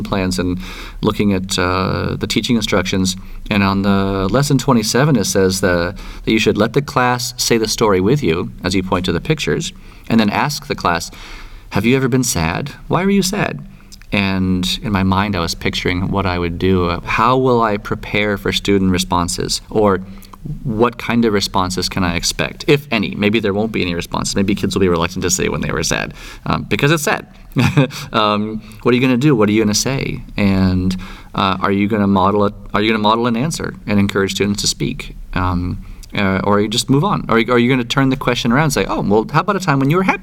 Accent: California, United States; I grew up in California

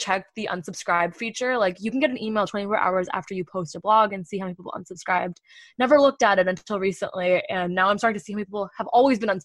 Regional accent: East Coast, United States; born or raised there; moved away as an adult; now in San Francisco, United States

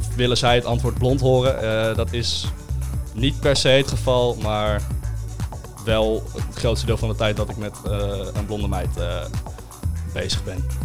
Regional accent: Castricum, North Holland, Netherlands; also born or lived in Uilenstede, Amstelveen; now in Amstelveen, Netherlands; ik kom uit Kastikum.

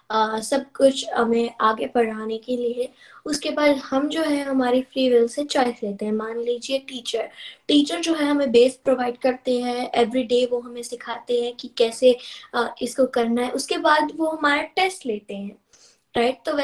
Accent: Texas, United States; I am 11 years old और मैं Texas USA से हूँ

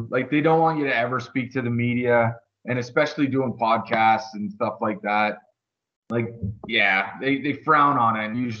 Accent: Woodstock, Ontario, Canada; born and raised in Woodstock. And luckily I traveled though a lot, because I probably would have jumped in front of a bus if I never left Woodstock.

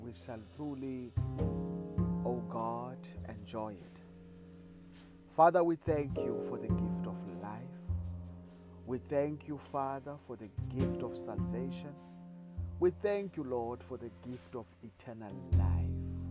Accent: South Africa; I come all the way from South Africa

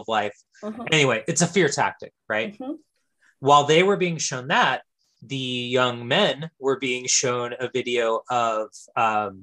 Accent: Fresno, California, United States; I am from Central California, the San Joaquin Valley originally, mm-hmm. And I am from specifically the Fresno area.

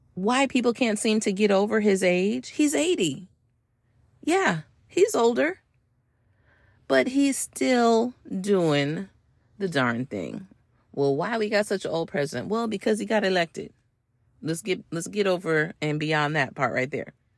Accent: United States; I'm American

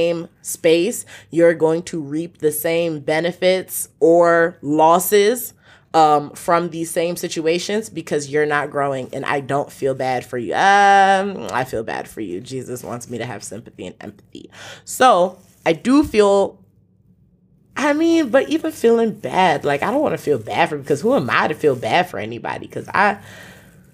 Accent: Nigeria; I am from Nigeria

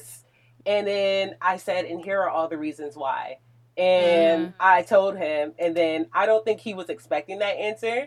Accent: New Jersey, United States; moved away; I'm a Jersey girl all the way

